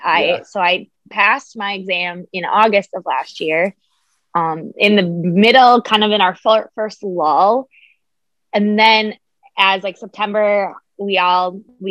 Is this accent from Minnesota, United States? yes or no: yes; Minnesota, United States; I'm from Minnesota and I am a registered dietitian.